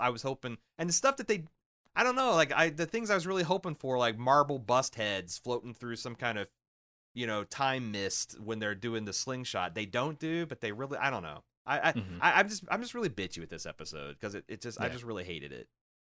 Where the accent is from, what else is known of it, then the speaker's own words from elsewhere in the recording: Iowa, United States; I'm from Iowa. I just work here.